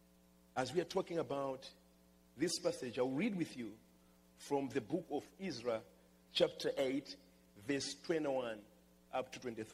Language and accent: English; Malawi; moved away; I come from Malawi, and I'm just happy to be part of that country